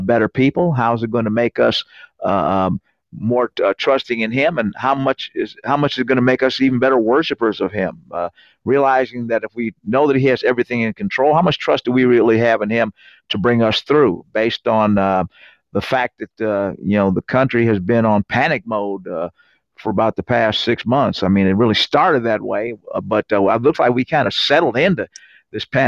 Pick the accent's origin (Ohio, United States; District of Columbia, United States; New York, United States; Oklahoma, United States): Ohio, United States; Cincinnati; moved away as an adult; also born or lived in Warrensburg, Missouri; now in Terre Haute, United States; I'm originally from Cincinnati, Ohio, joined the Air Force 1975, served 21 years